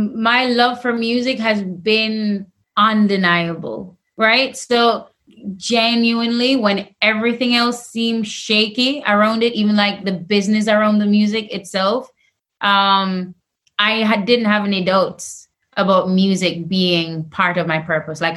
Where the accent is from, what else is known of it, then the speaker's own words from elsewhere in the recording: Jamaica; I'm Jamaican